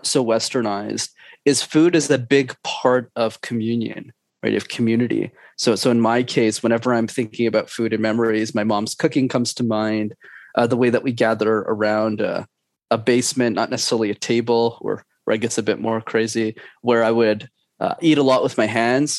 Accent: Montreal, Quebec, Canada; I was born and raised in Montreal in Canada, and my parents immigrated from Sri Lanka

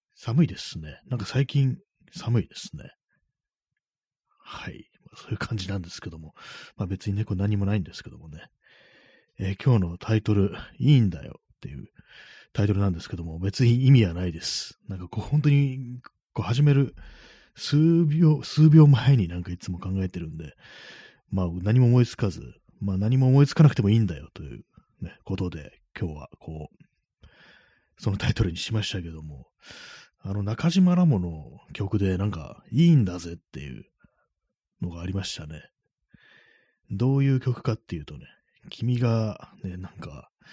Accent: Tokyo, Japan; 私東京出身ですけども

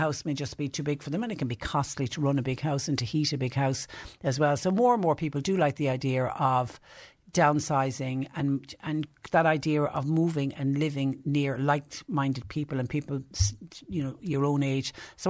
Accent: Ireland; as Irish people

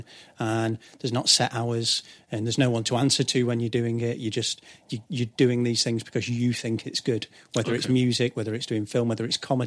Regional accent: Leyland, North West England, United Kingdom; I grew up in Leyland in Lancashire, quite a working class town

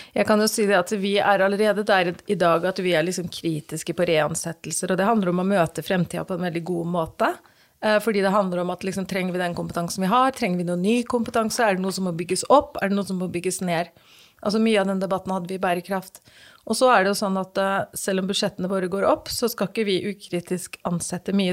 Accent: Fredrikstad, Østfold, Norway; når jeg er i Fredrikstad by, og noen spør hvor jeg kommer fra, så kommer jeg fra Torsnes.

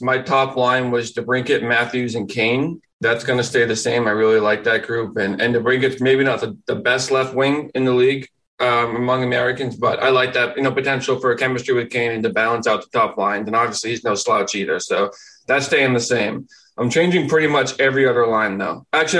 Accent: Canada; as a Canadian

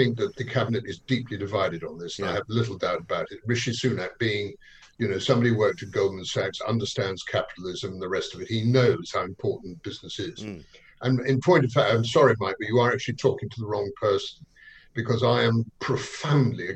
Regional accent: London, United Kingdom; being a Londoner myself

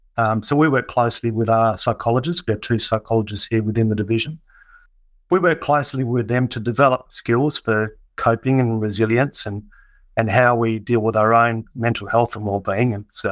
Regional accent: Kalgoorlie, Western Australia, Australia; now in Perth, Australia; So I came down to Perth from Kalgoorlie

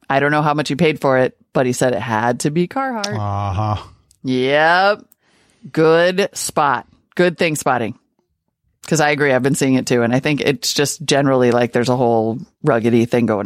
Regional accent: California, United States; Growing up in Southern California in the 70s, the families in my neighborhood had a co-op which was run out of my parents' garage

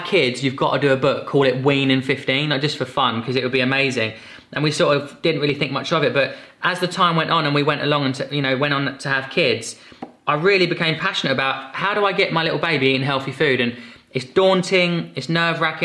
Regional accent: Epsom, South East England, United Kingdom; So I was born in Epsom in Surrey

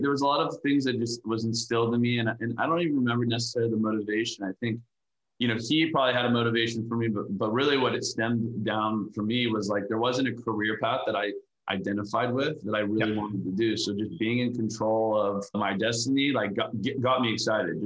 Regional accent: Valencia, California, United States; Valencia, which is just an hour outside

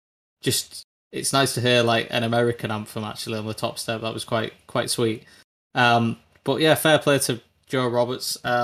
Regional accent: United Kingdom; It's so frustrating being like a British fan of Moto2

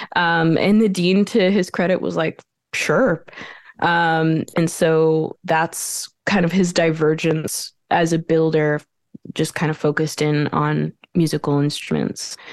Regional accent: Montreal, Quebec, Canada; moved away as an adult; now in Brooklyn, New York, United States; I was born in Montreal

